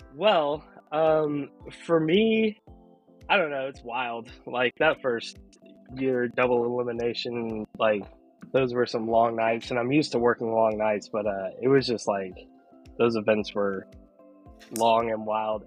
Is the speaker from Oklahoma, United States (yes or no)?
yes; Oklahoma, United States; I was born and raised in Oklahoma